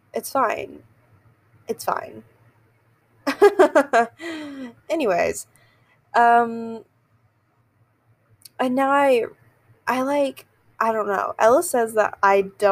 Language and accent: English; the South, United States; I am from the South